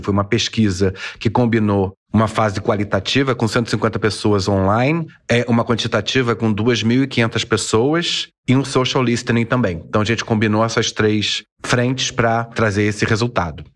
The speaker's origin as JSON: {"language": "Portuguese", "country": "Brazil", "said": "a gente, como brasileiro"}